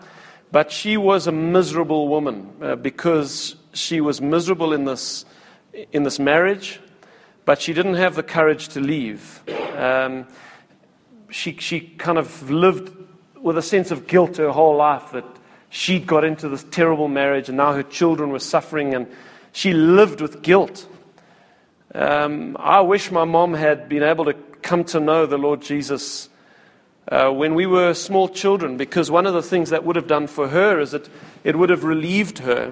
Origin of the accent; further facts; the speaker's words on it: Cape Town, Western Cape, South Africa; also born or lived in Pretoria / Wingate Park; I was born in Cape Town, and I was raised pretty much in Cape Town, a little bit in Pretoria and Wingate Park, but for the most part raised in Cape Town.